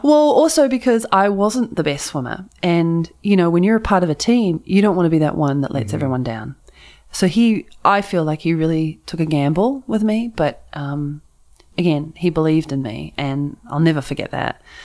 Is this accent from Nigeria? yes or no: no; New Zealand; now in San Francisco, United States; I had my New Zealand flag and everything.